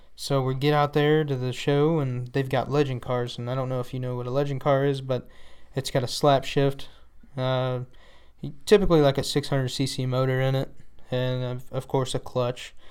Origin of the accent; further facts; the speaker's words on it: Paris, Texas, United States; also born or lived in Powderly, Texas; I was born in Paris, Texas, but we live right outside of Paris, which is Powderly, and you know it's just country living